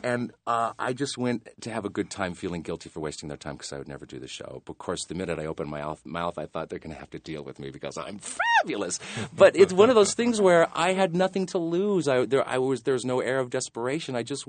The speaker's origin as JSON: {"language": "English", "region": "Montana", "country": "United States", "said": "But no, I'm from Montana, where showbiz was like the furthest thing from anybody's mind."}